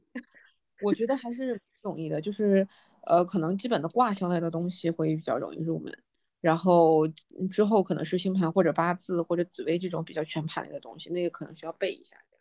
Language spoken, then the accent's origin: Chinese; China; 作为中国人来说